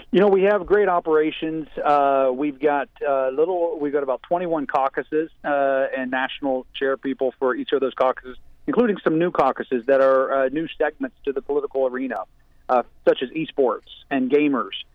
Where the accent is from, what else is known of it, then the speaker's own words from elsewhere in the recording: West Virginia, United States; also born or lived in Florida / Kentucky; I grew up in West Virginia.